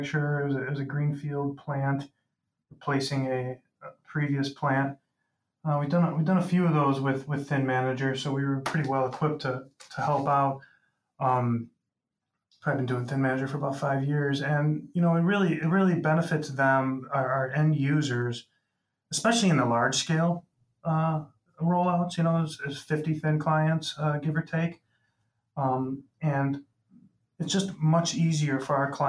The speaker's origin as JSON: {"language": "English", "town": "Rolling Meadows", "region": "Illinois", "country": "United States", "tie": "born or raised there", "said": "my hometown's Rolling Meadows"}